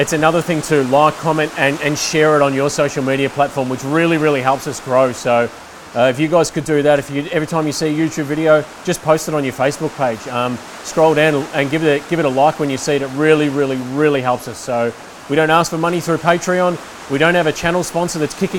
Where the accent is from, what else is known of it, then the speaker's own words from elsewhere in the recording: Melbourne, Victoria, Australia; We grew up in Melbourne. We film in Melbourne